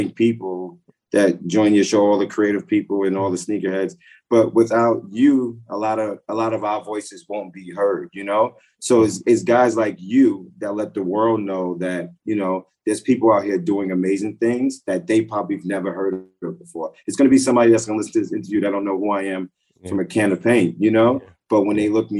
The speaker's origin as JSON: {"language": "English", "town": "Hempstead", "region": "New York", "country": "United States", "tie": "born or raised there", "said": "I grew up in Hempstead, Long Island"}